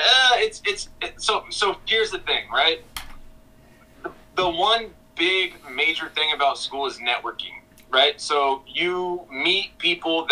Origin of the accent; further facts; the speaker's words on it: Los Angeles, California, United States; born and raised in Los Angeles